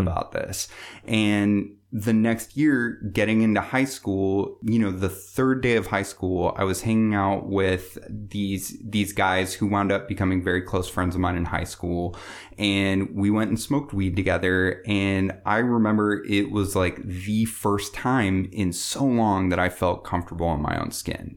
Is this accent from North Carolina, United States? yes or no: no; Bellevue, Washington, United States; I grew up in Bellevue, um, so I grew up in, you know, the suburbs